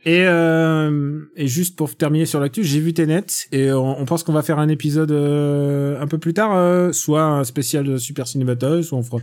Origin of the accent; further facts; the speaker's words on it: Russia; je suis russe